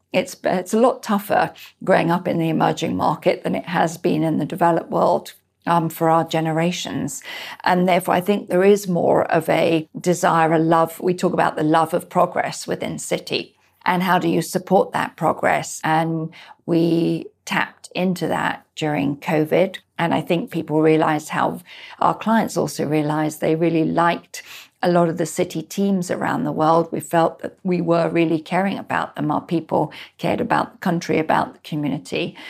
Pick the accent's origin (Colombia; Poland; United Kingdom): United Kingdom; Scotland; also born or lived in Spain; now in United States; I'm Scottish